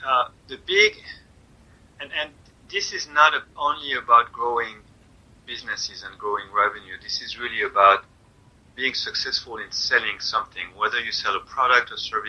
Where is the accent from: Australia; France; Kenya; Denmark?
France; also born or lived in Germany; now in United States; I am from France originally. Although we moved a lot, my dad was in the military, so I was born in Germany, and then we moved a lot.